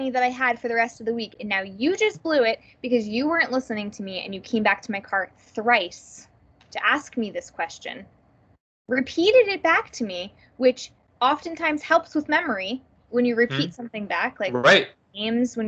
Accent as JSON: {"language": "English", "region": "New Jersey", "country": "United States", "said": "I'm from New Jersey"}